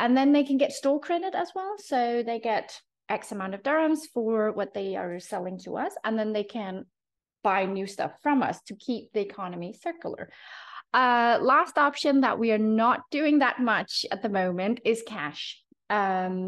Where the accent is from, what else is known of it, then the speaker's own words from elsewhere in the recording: Denmark; now in Abu Dhabi, United Arab Emirates; Being from Denmark, sustainability, secondhand, vintage, red thrift stores, all this is a part of growing up in Denmark